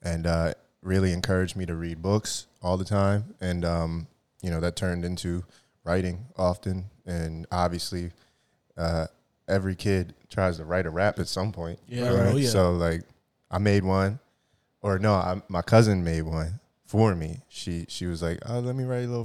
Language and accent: English; Voorhees, New Jersey, United States; I'm from South Jersey, Voorhees, Cherry Hill, that area. You feel me? I've been there. You know, grew up there.